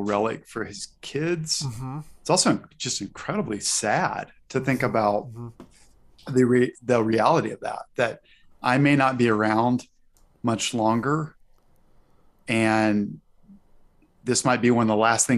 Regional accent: Arkansas, United States; moved away; Fayetteville, Arkansas, my home state.

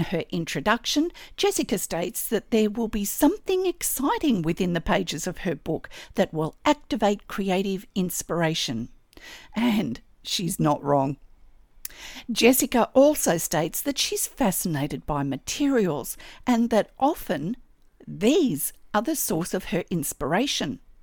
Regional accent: Australia

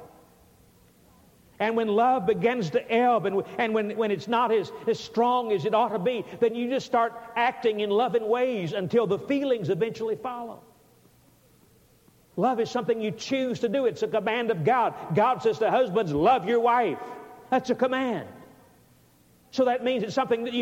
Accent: Alabama, United States; I was from Alabama

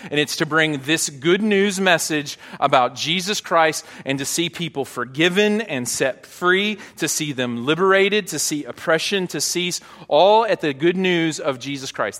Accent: Hot Springs, Arkansas, United States; moved away; I grew up in Hot Springs

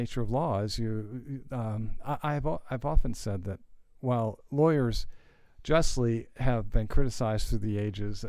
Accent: United States; I've always been so grateful for who we are as Americans

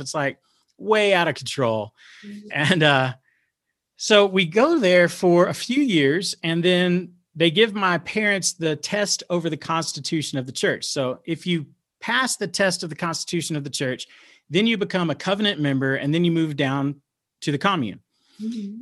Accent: Dallas, Texas, United States; I grow up, I'm growing up in South Oak Cliff

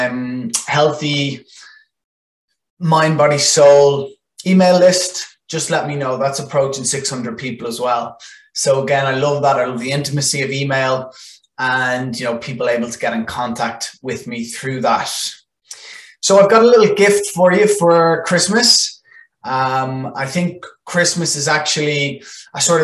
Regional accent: Ireland; first language Irish

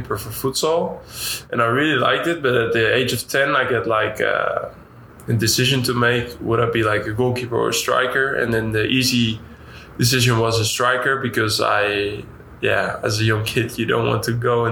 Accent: Nijmegen, Gelderland, Netherlands; English is a second language; moved away as an adult; also born or lived in Utrecht; now in Dallas, United States; It's the professional side from my hometown

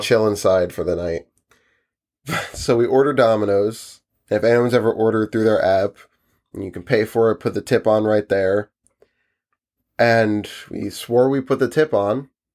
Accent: New Jersey, United States; we're from New Jersey

